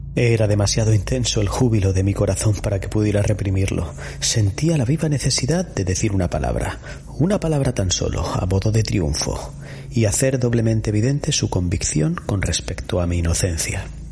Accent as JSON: {"language": "Spanish", "country": "Spain", "said": "en nuestra zona, Iñaki, en la Vega Baja y en la zona de la Huerta de Murcia, seguro que recuerdas bien cuando éramos pequeños que nuestros abuelos ponían mucho esmero"}